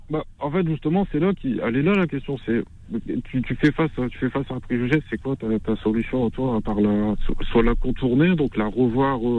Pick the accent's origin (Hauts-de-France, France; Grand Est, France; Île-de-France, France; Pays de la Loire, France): Hauts-de-France, France; Lille; Je suis né à Lille, ouais.